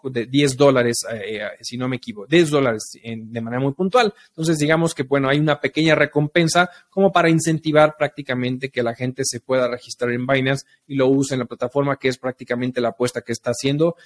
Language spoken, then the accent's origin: Spanish; Mexico; somos nosotros los mexicanos